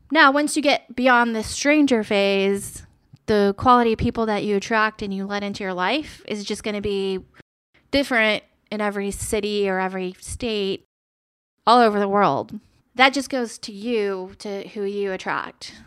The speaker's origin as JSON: {"language": "English", "town": "Austin", "region": "Texas", "country": "United States", "said": "I'm from Austin"}